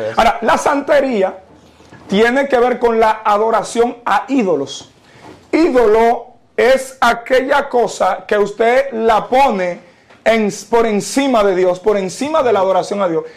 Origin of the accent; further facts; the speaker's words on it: Dominican Republic; soy nacido y criado en República Dominicana, claro está, con padres y madres haitianos